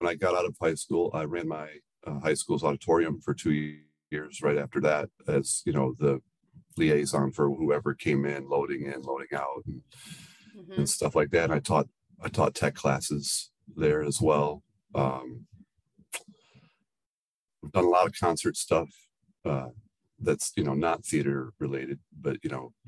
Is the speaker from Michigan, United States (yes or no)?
yes; Muskegon, Michigan, United States; moved away; I am from Muskegon, Michigan originally